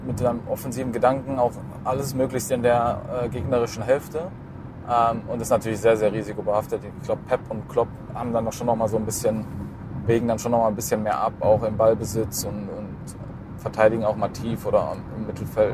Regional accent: Allgäu, Bavaria, Germany; now in Düsseldorf, Germany; ich bin ja im Allgäu geboren. Deswegen, ich bin ja auch kein gebürtiger Düsseldorfer

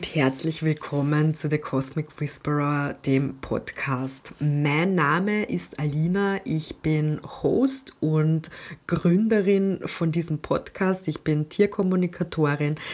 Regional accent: Austria; Bei uns in Österreich

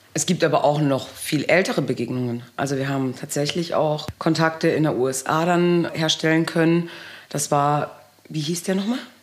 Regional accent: Wehr, Baden-Württemberg, Germany; now in Pöthen, Germany; Ich bin zweisprachig aufgewachsen und habe auch noch dieses italienische Temperament, komme aber ursprünglich aus Wehr im Baden

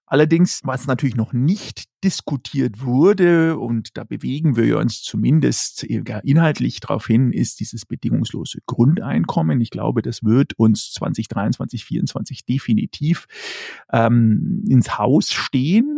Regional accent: Germany; wir in Deutschland und in dem Fall auch natürlich als Deutsche

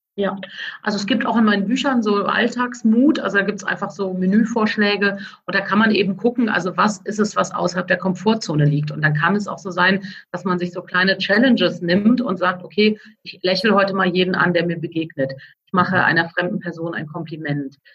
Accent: Cologne, North Rhine-Westphalia, Germany; als Kölnerin

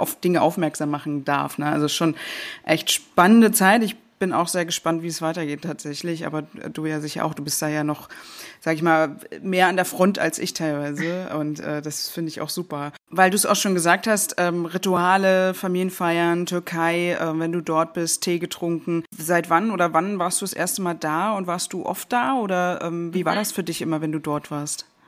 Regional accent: Germany; als Deutsche

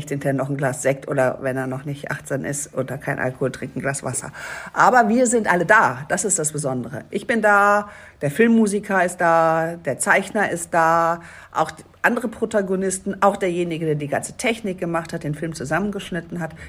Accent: Düsseldorf, North Rhine-Westphalia, Germany; now in Dithmarschen, Germany; Haha, und das als Düsseldorferin. Ich sag euch, das war was. Ich kann ja kein Platt oder ich konnte kein Platt.

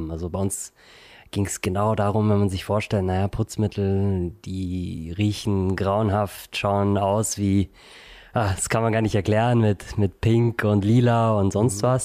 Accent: Munich, Bavaria, Germany; also born or lived in Vienna; ich komme aus München und Wien.

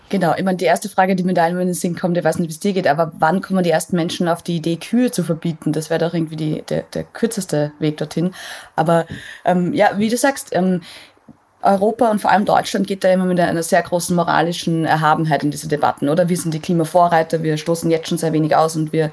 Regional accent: Austria; ich komme aus Österreich

